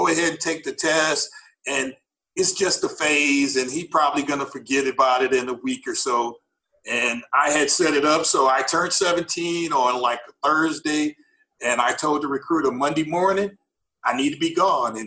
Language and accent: English; St. Louis, Missouri, United States; moved away; I'm originally from St. Louis, right down on the north side of St. Louis, so straight from the hood